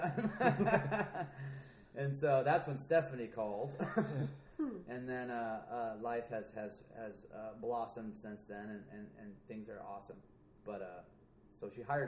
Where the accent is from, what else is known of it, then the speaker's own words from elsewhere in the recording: South Pasadena, California, United States; I was raised in South Pas